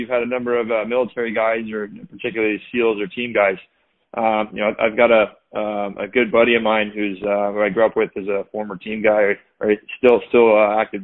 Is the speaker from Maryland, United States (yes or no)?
no; California, United States; now in Boston, United States; I'm originally from California, but I live out in Boston now.